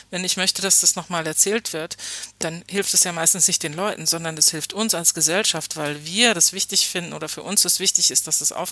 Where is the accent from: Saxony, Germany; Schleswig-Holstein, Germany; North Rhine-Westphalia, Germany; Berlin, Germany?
Saxony, Germany; Hoyerswerda; wenn man gesagt hat, ich bin aus Hoyerswerda, alle kannten äh, diese Geschichte und man war ständig damit konfrontiert.